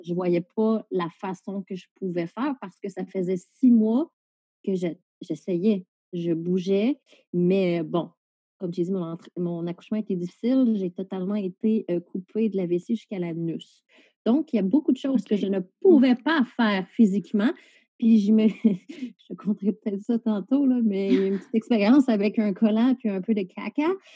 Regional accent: Salaberry-de-Valleyfield, Quebec, Canada; moved away as an adult; now in Val-d'Or, Canada; je suis originaire de Valleyfield

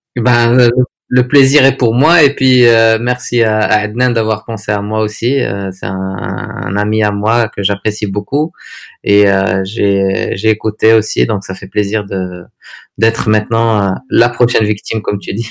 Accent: Agadir, Souss-Massa, Morocco; moved away as an adult; also born or lived in Netherlands / Paris / Dubai; now in Agadir, Morocco; je suis né à Agadir en 1982. Euh, donc parcours euh, traditionnel. Euh, j'ai fait les écoles ici à Agadir.

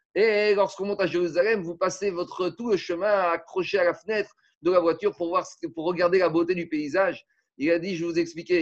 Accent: France; chez nous en France

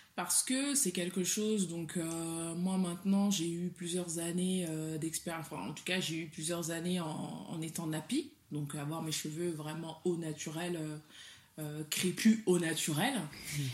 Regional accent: Mali; first language Soninke; French is a second language; je suis du Mali

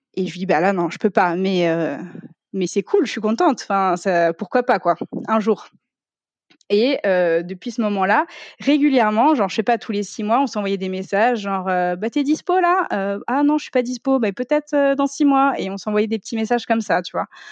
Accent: Ardennes, Grand Est, France; moved away as an adult; also born or lived in Reims / Paris; moi je viens de l'Est

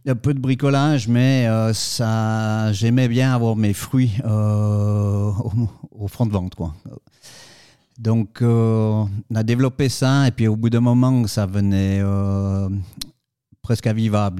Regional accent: Saillon, Valais, Switzerland; je suis originaire de Saillon, en Valais

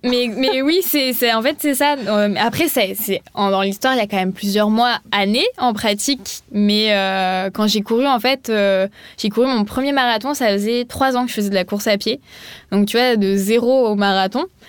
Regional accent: Montpellier, Occitania, France; moved away as an adult; also born or lived in Paris; J'ai vécu à Paris, mais je suis pas originaire de Paris, je suis originaire de Montpellier

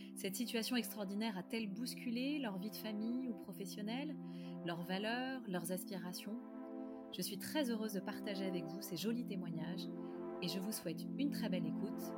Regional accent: Paris, Île-de-France, France; je suis parisienne

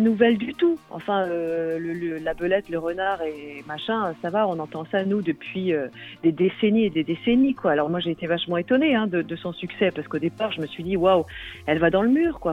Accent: Brittany, France; first language Breton; French is a second language; moved away as an adult; also born or lived in Wales; je vis en Bretagne depuis presque toujours

